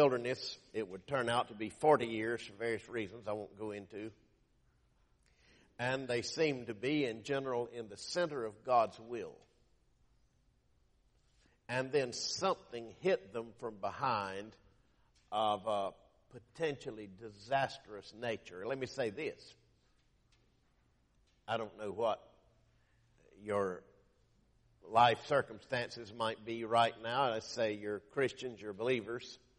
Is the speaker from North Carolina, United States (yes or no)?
yes; Lumberton, North Carolina, United States; my hometown of Lumberton, North Carolina